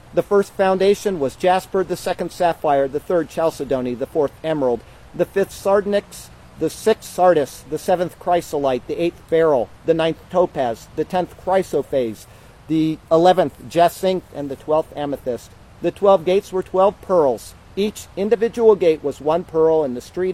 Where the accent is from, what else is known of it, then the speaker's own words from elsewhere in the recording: United States; I'm very proud to be an American